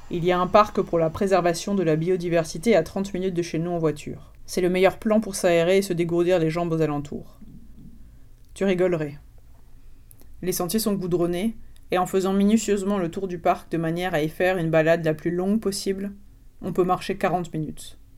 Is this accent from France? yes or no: yes; France; born there; Comme je suis née en France, mes parents n'ont pas envisagé de m'enterrer vivante à la naissance